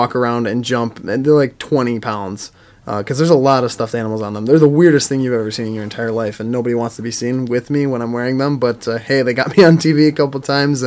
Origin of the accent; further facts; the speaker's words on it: Wisconsin, United States; moved away; I'm from Wisconsin originally